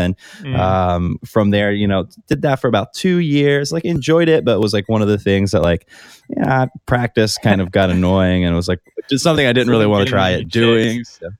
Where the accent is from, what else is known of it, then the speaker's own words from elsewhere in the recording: Virginia, United States; I grew up in Giles County, Virginia